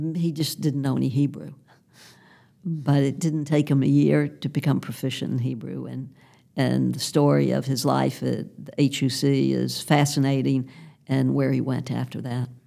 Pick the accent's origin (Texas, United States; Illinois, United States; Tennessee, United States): Tennessee, United States; Memphis; my friends who I grew up with here in Memphis